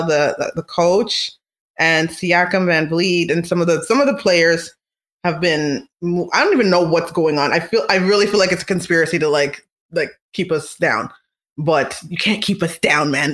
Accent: Canada; We're Canadian

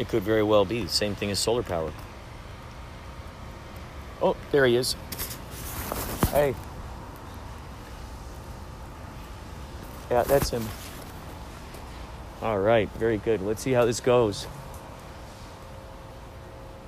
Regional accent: Chicago, Illinois, United States; moved away as an adult; now in Southern California, United States; I'm originally from Chicago.

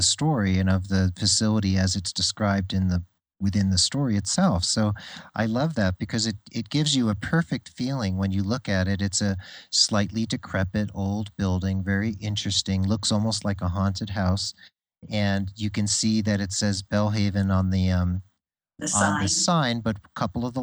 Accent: New Jersey, United States; I grew up in New Jersey

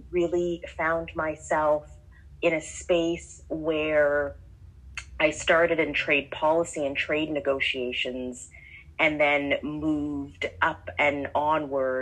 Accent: Canada; moved away as an adult; now in Atlanta, United States; I am a Canadian diplomat, currently based in Atlanta, Georgia

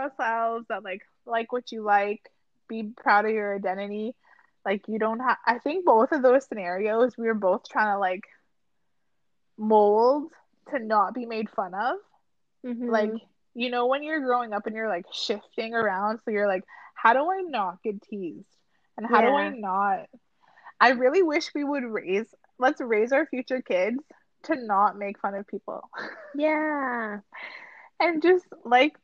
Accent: Rockland, Ontario, Canada; when I was 10, we were growing up in Ottawa, outside of Ottawa in like Rockland.

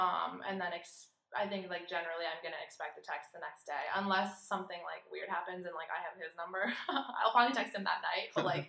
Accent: Minneapolis, Minnesota, United States; I go to the University of Wisconsin. I'm 21 years old. Junior. I'm from Minneapolis, Minnesota, so the Midwest. I'm a Midwestern girl, and I'm here studying abroad with you in Sydney, Australia.

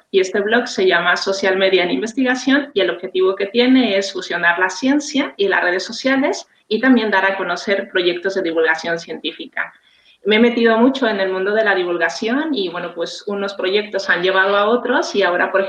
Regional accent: Mexico; now in Tarragona, Spain; soy mexicana, pero bueno, hace mucho tiempo que estoy residiendo aquí en España. Vivo en una zona que se llama Tarragona, que pertenece a Cataluña.

